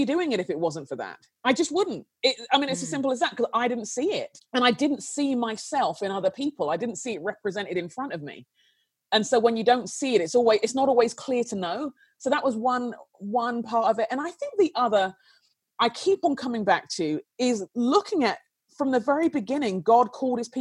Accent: London, United Kingdom; I grew up in London in a very tense time

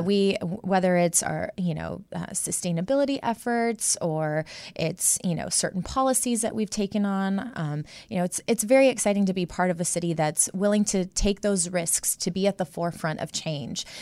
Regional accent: Midwest, United States; born and raised in the Midwest

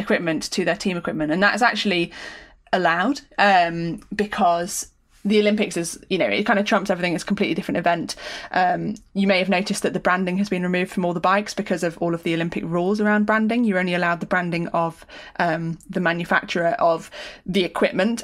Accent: United Kingdom; as a Brit

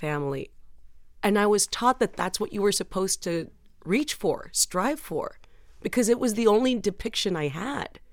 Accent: San Juan, Texas, United States; moved away; I was born in Texas, my entire life has been made to make me feel like I don't belong here

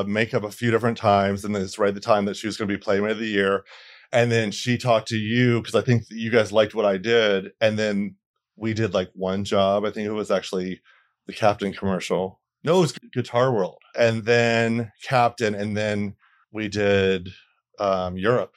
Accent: Bradenton, Florida, United States; also born or lived in Atlanta; now in Los Angeles, United States; I'm from Florida, a, a small town, Bradenton, Florida, um, right north of Sarasota

